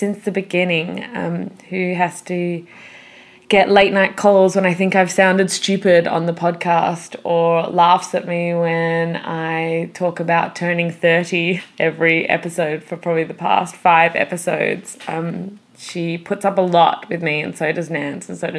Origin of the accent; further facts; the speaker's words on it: Perth, Western Australia, Australia; we're actually from Perth, the same city in Australia